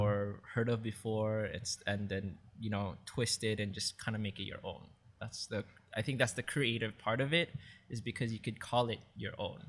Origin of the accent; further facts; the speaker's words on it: Maui, Hawaii, United States; moved away as an adult; now in Oahu, United States; I grew up in Maui, and I moved here in the island of Oahu, like, way back when in two thousand five after I graduated high school